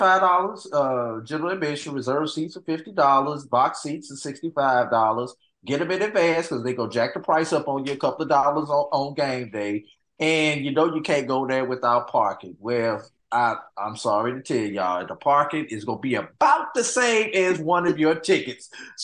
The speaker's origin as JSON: {"language": "English", "town": "St. Louis", "region": "Missouri", "country": "United States", "tie": "born or raised there", "said": "Kevin Coleman is from my hometown, St. Louis, Missouri"}